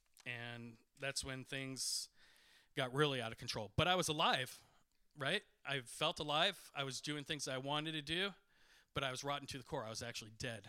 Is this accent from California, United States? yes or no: yes; Culver City, California, United States; I grew up in Culver City during the 1980s.